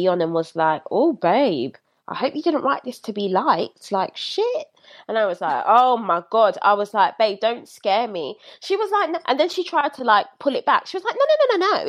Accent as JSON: {"language": "English", "region": "London", "country": "United Kingdom", "tie": "born or raised there", "said": "I was raised in Brixton"}